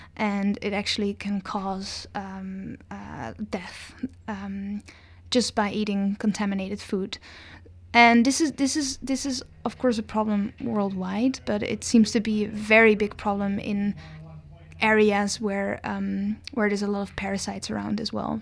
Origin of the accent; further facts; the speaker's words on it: Netherlands; moved away as an adult; now in Victoria, Canada; I was born in the Netherlands